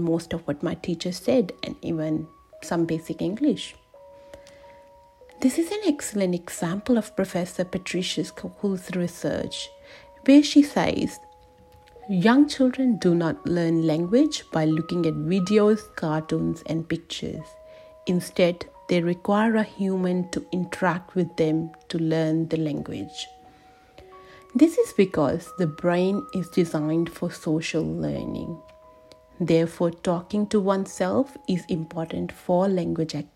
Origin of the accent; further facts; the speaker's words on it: India; I was born and raised in India